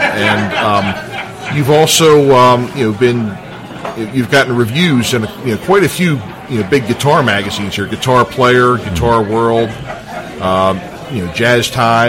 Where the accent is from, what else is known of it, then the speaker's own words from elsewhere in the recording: Dundalk, Maryland, United States; Well, I'm an old Dundalk boy myself, so I grew up down here, too.